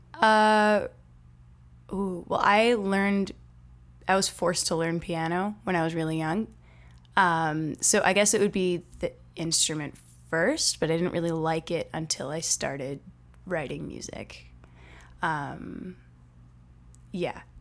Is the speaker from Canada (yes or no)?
yes; Winnipeg, Manitoba, Canada; I am from Winnipeg